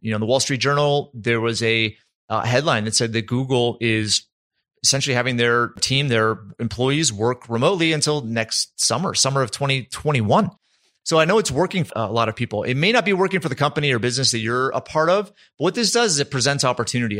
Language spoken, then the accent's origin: English; East Coast, United States; now in Utah, United States; I grew up on the East Coast.